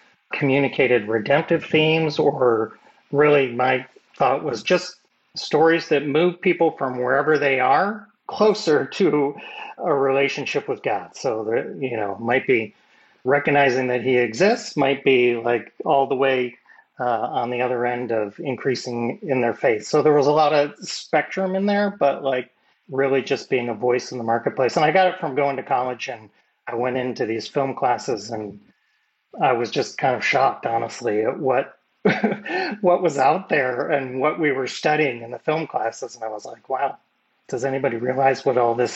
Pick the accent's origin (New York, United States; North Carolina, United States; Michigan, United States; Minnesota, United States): Michigan, United States; I grew up in Michigan and Midwestern guy